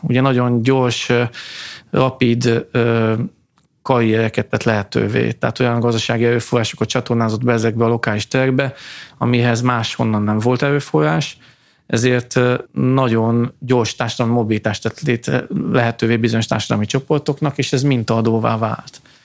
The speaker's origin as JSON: {"language": "Hungarian", "area": "Tiszahát, Transcarpathia", "region": "Zakarpattia Oblast", "country": "Ukraine", "tie": "born or raised there", "moved": "yes", "said": "ott születtem a Tiszaháti településeken"}